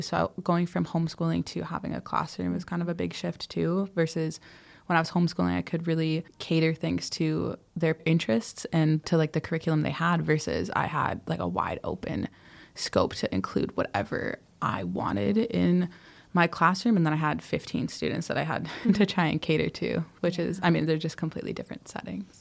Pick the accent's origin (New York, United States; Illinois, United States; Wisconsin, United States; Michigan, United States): Wisconsin, United States; moved away as an adult; also born or lived in California / Ghana; now in Addis Ababa, Ethiopia; things that I grew up with in Wisconsin